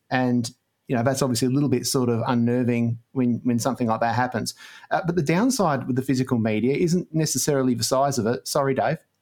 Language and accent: English; Australia; we're Australian